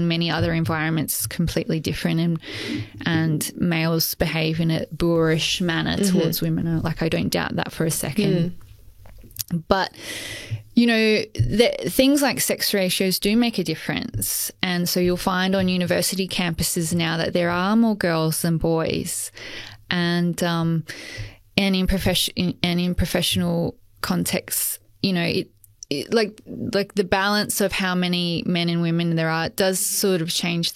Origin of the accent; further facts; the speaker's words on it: Adelaide, South Australia, Australia; where I grew up in Adelaide